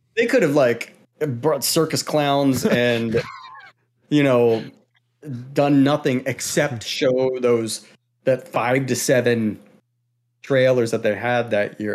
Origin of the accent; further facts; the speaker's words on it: Maryland, United States; now in Pacific Northwest, United States; I'm from Maryland